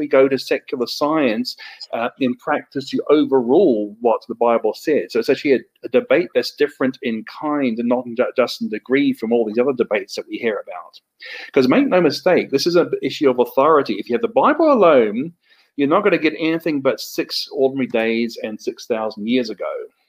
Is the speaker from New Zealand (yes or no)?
yes; New Zealand; accent: hybrid Australian and New Zealand English; also born or lived in Australia; I'm from New Zealand and Australia originally. I've probably got a hybrid accent of Australian and New Zealand English.